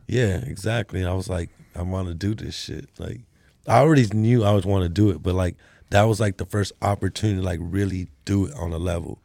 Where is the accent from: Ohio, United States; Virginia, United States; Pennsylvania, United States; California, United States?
California, United States; moved away; I was from Cali too